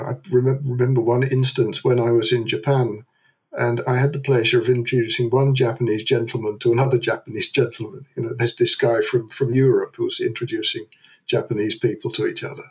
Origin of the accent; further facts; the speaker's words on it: London, United Kingdom; moved away as an adult; now in Netherlands; I was born in London, uh, where I met a Dutch girl. We got married in London. I emigrated to the Netherlands